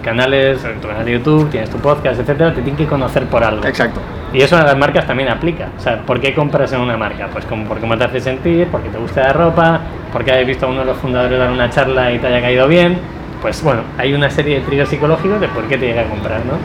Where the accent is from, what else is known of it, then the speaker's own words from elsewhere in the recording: Segovia, Castile and León, Spain; moved away as an adult; now in Valencia, Spain; yo soy de Segovia, me quería venir a vivir a la playa